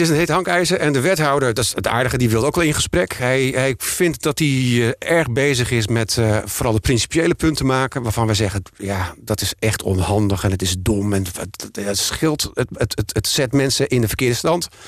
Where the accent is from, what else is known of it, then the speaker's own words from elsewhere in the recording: Emmer-Compascuum, Drenthe, Netherlands; moved away as an adult; now in Amsterdam, Netherlands; Ik ben geboren in Emmen Compascu en ben hier naartoe gekomen naar mijn studie.